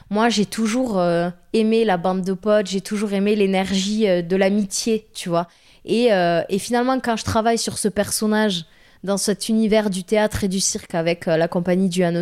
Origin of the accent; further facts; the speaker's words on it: southern France, France; accent: Southern French; à chaque fois que j'arrivais avec mon accent du Sud euh, en réunion un peu importante pédagogique